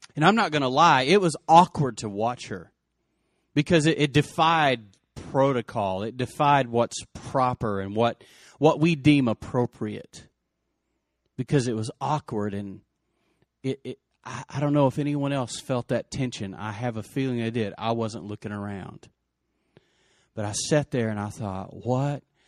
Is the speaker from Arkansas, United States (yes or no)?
no; Lubbock, Texas, United States; Lubbock was my hometown